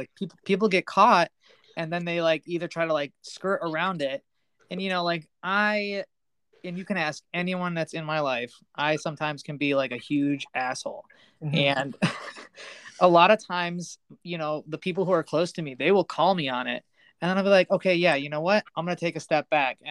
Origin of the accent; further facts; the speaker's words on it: United States; I was born in America. I'm an American boy